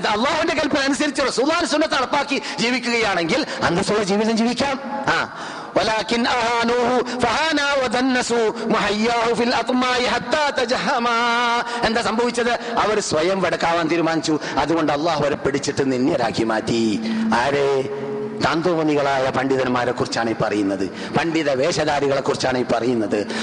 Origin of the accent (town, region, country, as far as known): Kerala, India; moved away as an adult; now in Medina, Saudi Arabia